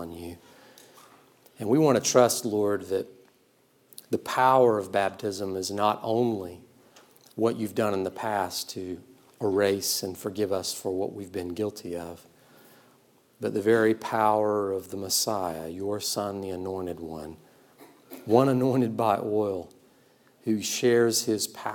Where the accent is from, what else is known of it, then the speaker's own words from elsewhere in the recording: South Georgia, United States; I was raised in South Georgia in the 90s